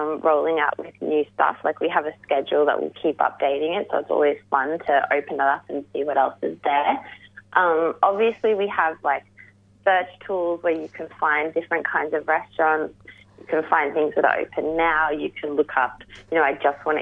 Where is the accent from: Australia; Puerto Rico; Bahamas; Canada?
Australia; Melbourne, Victoria; we're all from the West